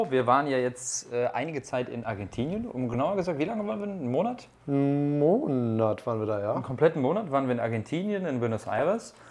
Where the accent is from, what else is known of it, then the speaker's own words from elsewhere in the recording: Cologne, North Rhine-Westphalia, Germany; Weil ich komme aus Köln und ich habe schon so oft Karneval gefeiert